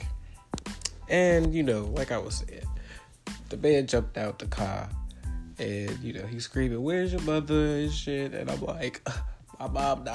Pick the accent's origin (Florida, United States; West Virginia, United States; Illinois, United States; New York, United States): Illinois, United States; a small town right outside of Chicago; I'm from a small town right outside of Chicago